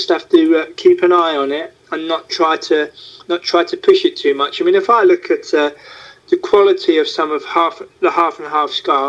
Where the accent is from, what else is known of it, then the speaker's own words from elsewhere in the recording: London, United Kingdom; now in Netherlands; I was born in North London. I said, but I now live in the Netherlands